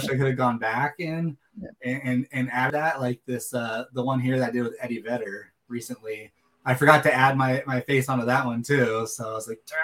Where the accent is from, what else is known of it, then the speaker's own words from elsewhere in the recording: Seattle, Washington, United States; growing up in Seattle area